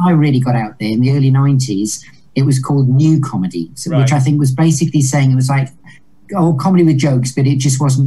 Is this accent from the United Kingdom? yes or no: yes; Hexham, North East England, United Kingdom; accent: Geordie; also born or lived in Newcastle; I was brought up in Hexham, just down the road.